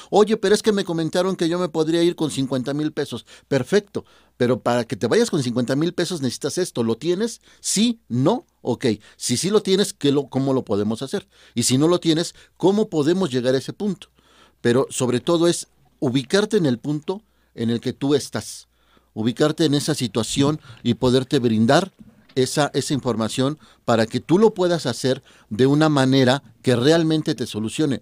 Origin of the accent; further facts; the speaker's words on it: Mexico; somos mexicanos